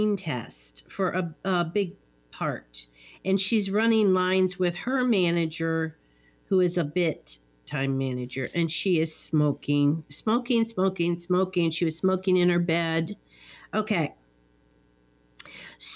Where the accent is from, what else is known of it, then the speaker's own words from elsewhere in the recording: Cincinnati, Ohio, United States; I was born and raised in Cincinnati